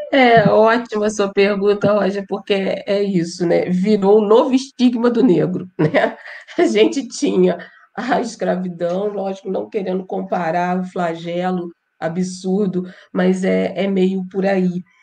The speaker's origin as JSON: {"language": "Portuguese", "town": "Petrópolis", "region": "Rio de Janeiro", "country": "Brazil", "said": "eu sou de Petrópolis, eu nem sou da metrópole"}